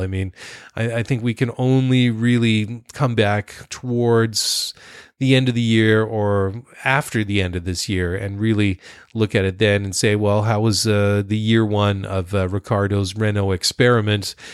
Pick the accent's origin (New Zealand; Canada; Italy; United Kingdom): Canada; Being Canadian